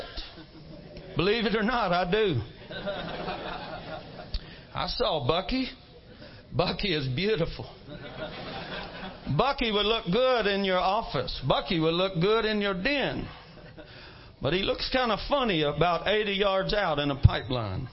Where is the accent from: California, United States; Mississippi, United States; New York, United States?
Mississippi, United States; I come from Mississippi